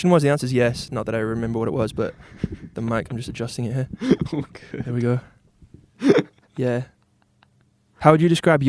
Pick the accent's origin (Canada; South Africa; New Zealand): New Zealand; also born or lived in England; then they came back to New Zealand, and I was like 1 year old. So I'm very much like, you know, Kiwi. I was born in England.